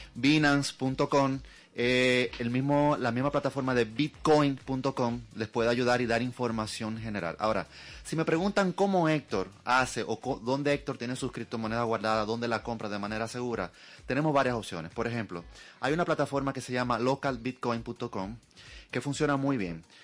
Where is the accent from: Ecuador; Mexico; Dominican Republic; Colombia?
Dominican Republic; nosotros como dominicanos